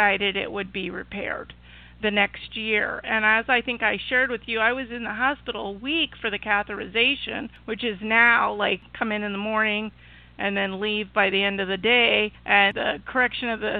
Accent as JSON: {"language": "English", "region": "Illinois", "country": "United States", "tie": "born or raised there", "said": "my hometown in Illinois, which is a small town, 100,000 people"}